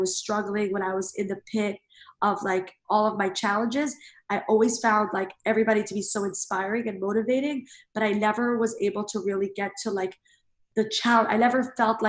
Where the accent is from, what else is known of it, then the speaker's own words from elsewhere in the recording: New York City, New York, United States; I grew up in Brooklyn, New York